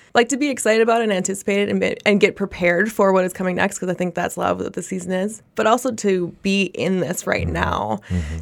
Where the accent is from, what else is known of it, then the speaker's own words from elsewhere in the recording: Minnesota, United States; a native born Minnesotan